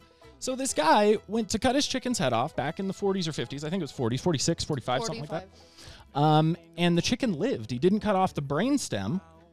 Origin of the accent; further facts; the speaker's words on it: outside Portland, Oregon, Washington, United States; moved away as an adult; also born or lived in Seattle / New Orleans / Richmond, Virginia; now in Colorado, United States; I am from the Pacific Northwest. I grew up outside of Portland, Oregon, near Mount St. Helens on the Washington side. I've lived in Seattle, Portland, New Orleans, D.C., Richmond, Virginia, and I am here now in Colorado, and I consider myself a native.